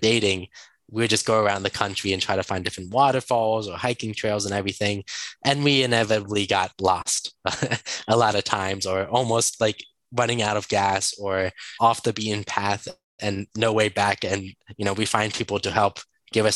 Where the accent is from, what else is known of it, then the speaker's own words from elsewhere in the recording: Baltimore, Maryland, United States; moved away as an adult; now in Santiago, Dominican Republic; Baltimore, which is where I grew up in the United States